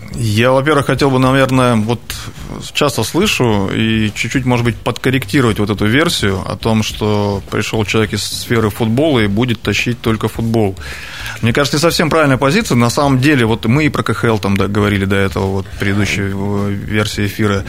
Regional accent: Krasnoyarsk Krai, Russia; moved away as an adult; also born or lived in Sochi; я человек, тут, который тут родился, детство провел на наших футбольных а, стадиончиках

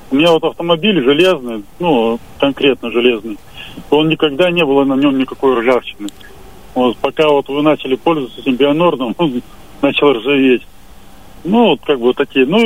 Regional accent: Altai Krai, Russia; now in Krasnoyarsk, Russia; я родом сам с Алтая, и мне нравится Алтай

